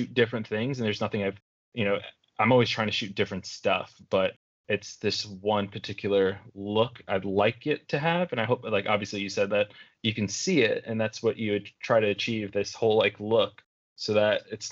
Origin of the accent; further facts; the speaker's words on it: New York City, New York, United States; growing up in New York